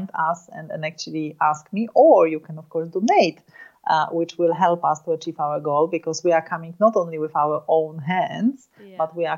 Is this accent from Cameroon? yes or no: no; Poland; I was born and raised in Poland